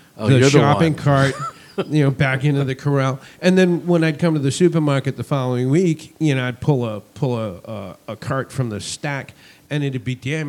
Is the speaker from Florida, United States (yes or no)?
no; Massachusetts, United States; moved away; I'm originally from Massachusetts. I'm a masshole behind the wheel.